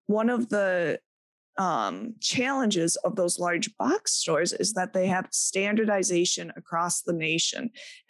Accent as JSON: {"language": "English", "region": "Midwest", "country": "United States", "said": "people look at me and they go, I think you're from the Midwest. You're not from here. I thought I lost my accent years ago, but not so much."}